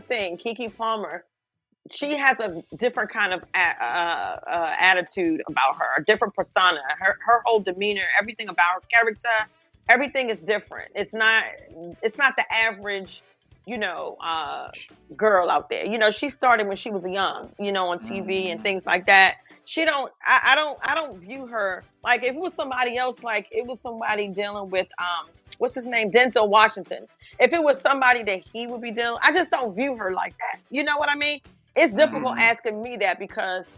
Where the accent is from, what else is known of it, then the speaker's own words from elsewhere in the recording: Jamaica; moved away; I'm Jamaican